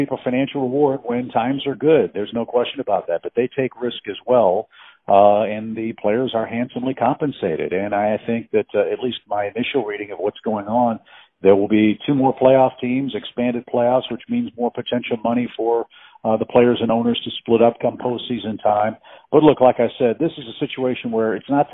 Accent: St. Louis, Missouri, United States; also born or lived in Orlando, Florida / Chicago; now in Florida, United States; I grew up in St. Louis, Missouri

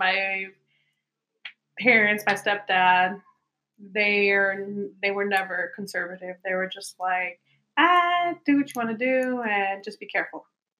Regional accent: Chicago, Illinois, United States; now in Atlanta, United States; I'm originally from Chicago. I remember my mom moved down here to Atlanta.

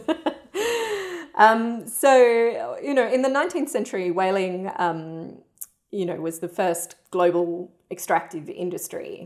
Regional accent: Perth, Western Australia, Australia; I grew up in Perth in Western Australia

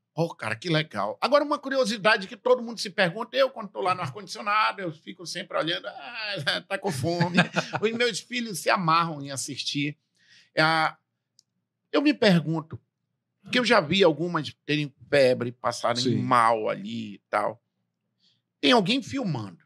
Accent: interior of Amazonas state, Brazil; eu que venho do interior do estado do Amazonas

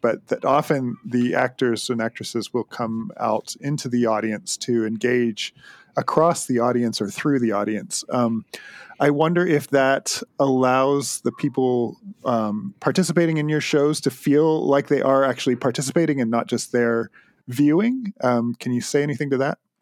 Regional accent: Southern Ontario, Canada; I hail from Southern Ontario

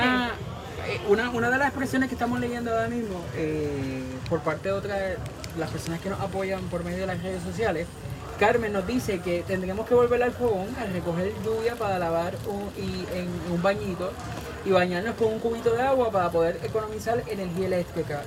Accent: Puerto Rico; como buen boricua y patriota

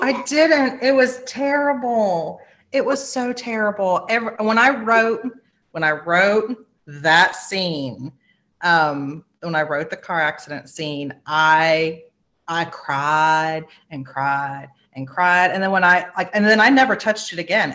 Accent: South Carolina, United States; I'm a Southerner. I am um, in South Carolina. My family has been in South Carolina since 1640

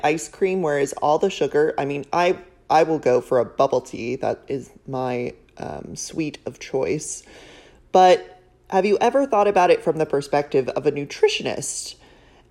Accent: San Diego, California, United States; now in New York City, United States; I live in New York City now, but I grew up in San Diego

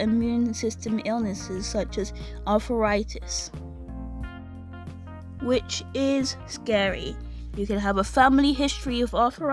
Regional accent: United Kingdom; I'm British

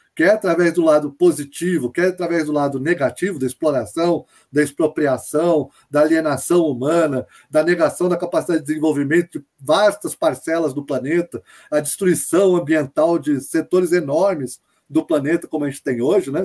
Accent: Brazil; A gente é brasileiro

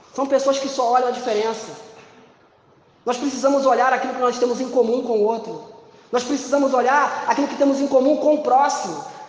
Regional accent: Brazil; nós somos brasileiros

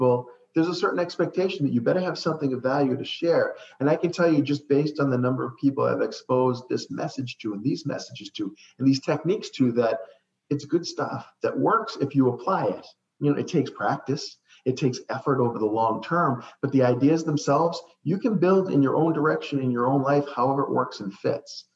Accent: Saugus, Massachusetts, United States; moved away as an adult; also born or lived in Florida; I grew up in Saugus, Massachusetts, which is the home of the oldest ironworks in the country

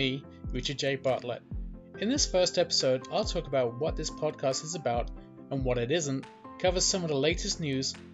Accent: England, United Kingdom; moved away as an adult; now in Los Angeles, United States; I was born in England and emigrated to the US in 2004. I now live in a suburb of Los Angeles

